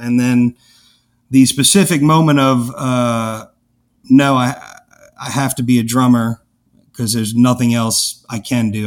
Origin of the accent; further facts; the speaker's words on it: New Orleans, Louisiana, United States; I grew up in Algiers